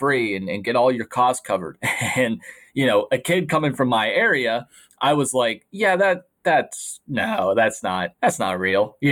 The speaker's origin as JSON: {"language": "English", "town": "McKees Rocks", "region": "Pennsylvania", "country": "United States", "tie": "born or raised there", "said": "I am from McKees Rocks, Pennsylvania, a small town right outside of Pittsburgh"}